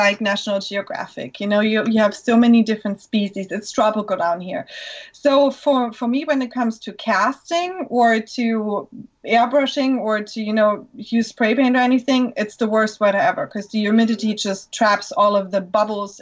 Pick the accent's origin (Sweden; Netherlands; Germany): Germany; English is a second language; moved away as an adult; now in Florida, United States; I was born in Germany.